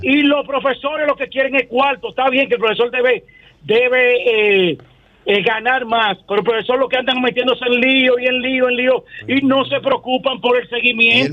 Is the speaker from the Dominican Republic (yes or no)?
yes; Dominican Republic; nosotros como, dominicanos